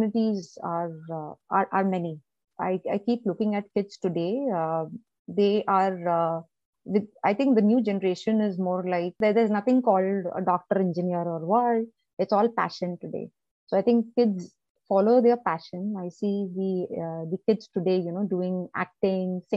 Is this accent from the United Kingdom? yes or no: no; Chennai, Tamil Nadu, India; moved away; also born or lived in Delhi; I was born in Chennai. I was born in South India. So I still love Chennai. So that's my birthplace. Maybe I was born there and born and brought up there